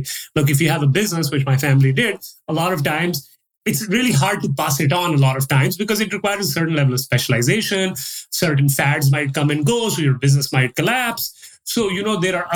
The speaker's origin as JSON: {"language": "English", "country": "Pakistan", "tie": "born or raised there", "also_born_or_lived": "Dubai / Toronto / Calgary", "moved": "as an adult", "lives_now": "Dallas, United States", "said": "I was born in Dubai, so I stayed there for a few years. My dad was running a business there. Then we moved back to Pakistan. I spent about, 15-ish years there."}